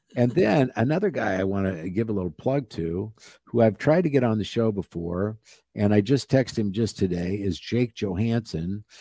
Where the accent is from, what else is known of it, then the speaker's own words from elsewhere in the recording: Nebraska, United States; I grew up in Nebraska